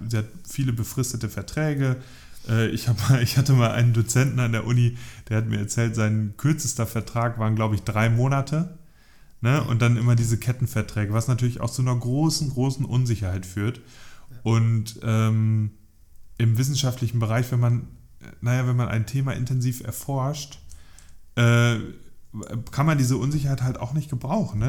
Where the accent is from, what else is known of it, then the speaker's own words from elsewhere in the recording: Northern Germany, Germany; ich identifiziere mich ja als Norddeutscher